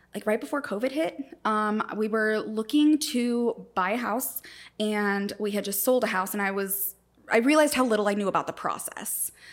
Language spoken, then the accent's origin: English; Florida, United States; moved away as an adult; also born or lived in Puerto Rico / Saint Louis, Missouri; I lived in Florida. I grew up there